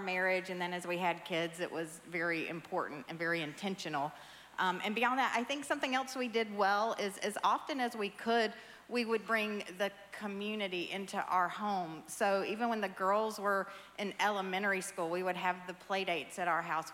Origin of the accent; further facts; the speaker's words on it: the South, United States; I grew up in the South